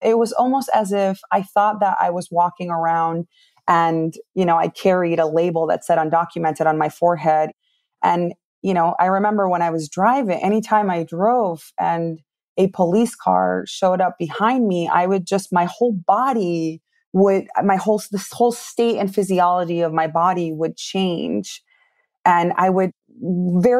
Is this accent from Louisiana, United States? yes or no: no; New Milford, Connecticut, United States; English is a second language; also born or lived in Peru; my family decided to move here when I was 10 years old. And I grew up in Connecticut, in New Milford, Connecticut